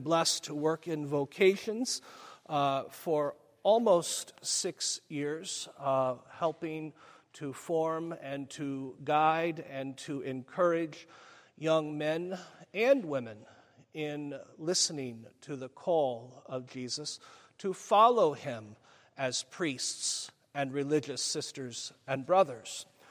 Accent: Springfield, Missouri, United States; I grew up in Springfield.

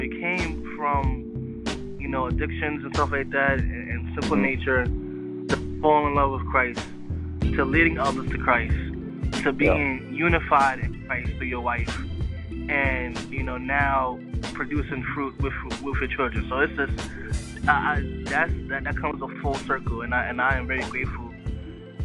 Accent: New York, United States; I'm a New Yorker.

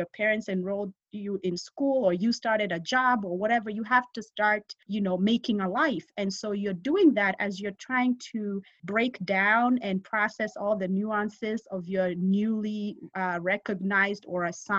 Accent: Kenya; also born or lived in England; now in United States; I'm just going to be Kenyan again. So I was like, I'm Kenyan.

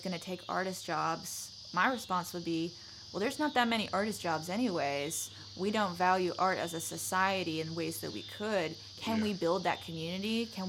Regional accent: Charleston, South Carolina, United States; accent: Southern drawl; moved away as an adult; now in Knoxville, United States; I'm from Charleston, South Carolina.

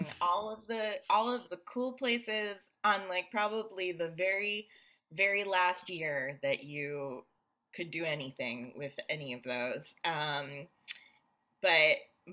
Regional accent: New Jersey, United States; moved away

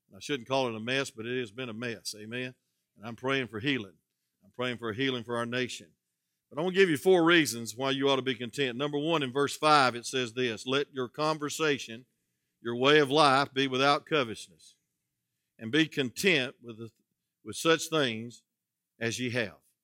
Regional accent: South Georgia, United States; I'm from South Georgia

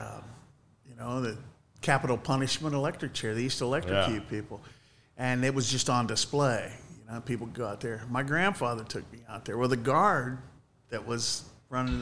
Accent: Mansfield, Ohio, United States; also born or lived in Fredericktown, Ohio; I was born in Mansfield, and we moved to Fredericktown between my eighth grade and freshman year

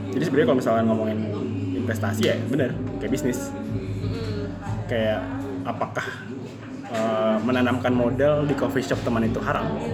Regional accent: Indonesia; kita orang Indo

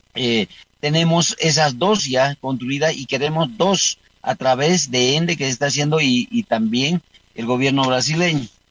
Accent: Beni, Bolivia; Yo soy del Beni

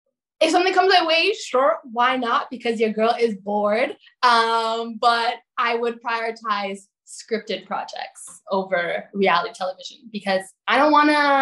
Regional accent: Toronto, Ontario, Canada; now in St. Catharines, Canada; Toronto, my hometown

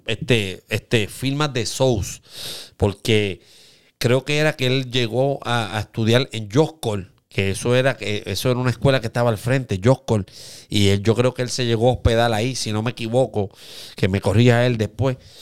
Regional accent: Aguadilla, Puerto Rico; todos somos de Aguadilla

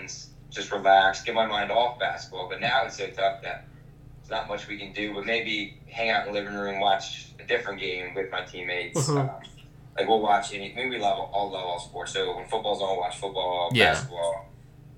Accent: Maryland, United States; I'm from Maryland, and I usually see my parents quite often

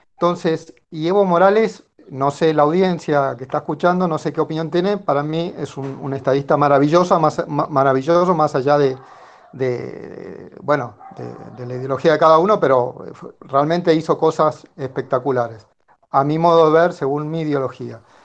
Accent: Tucumán, Argentina; yo soy de Tucumán.

